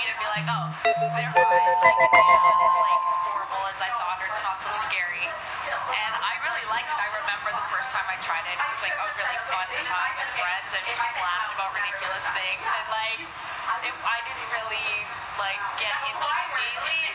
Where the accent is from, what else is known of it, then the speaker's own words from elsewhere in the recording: Alberta, Canada; I'm from Alberta